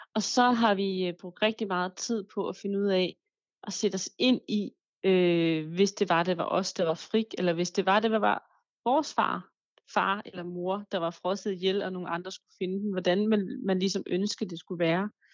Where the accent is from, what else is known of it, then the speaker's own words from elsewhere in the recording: Denmark; also born or lived in Paris; her hjemme i Danmark